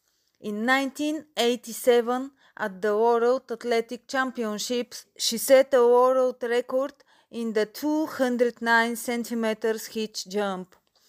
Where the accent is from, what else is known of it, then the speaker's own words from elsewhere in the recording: Bulgaria; English is a second language; now in Newcastle, United Kingdom; I'm from Bulgaria.